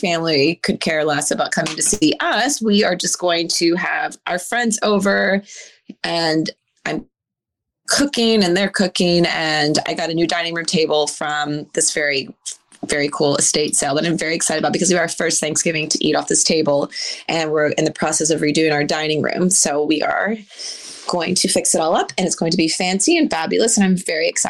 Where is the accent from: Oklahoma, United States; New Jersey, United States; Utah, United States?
Oklahoma, United States; I'm from Oklahoma. I'm Native American